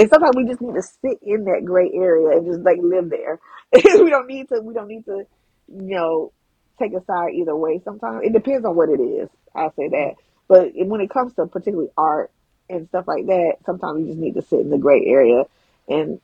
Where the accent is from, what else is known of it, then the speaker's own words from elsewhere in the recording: Georgia, United States; I'm from Georgia